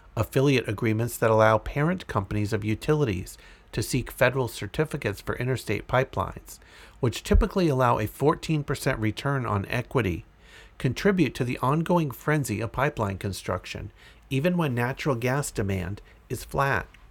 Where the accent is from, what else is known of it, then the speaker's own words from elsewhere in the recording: Andover, Massachusetts, United States; moved away; I am originally from Andover, Massachusetts, and still have family in the area